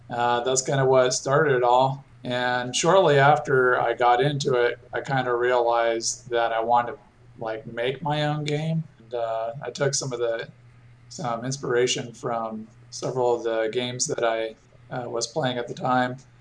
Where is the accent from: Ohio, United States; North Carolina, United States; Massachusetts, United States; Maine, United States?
North Carolina, United States; Raleigh; my hometown of in Raleigh, North Carolina